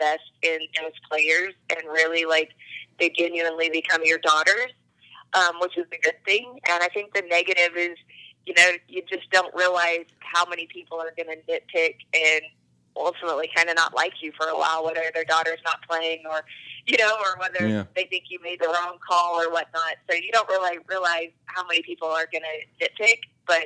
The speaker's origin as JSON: {"language": "English", "region": "Oklahoma", "country": "United States", "tie": "born or raised there", "said": "I came back to my hometown. Okay. In Oklahoma"}